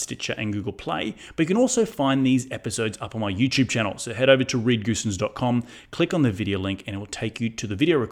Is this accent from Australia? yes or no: yes; Australia; now in United States; Australia, my home country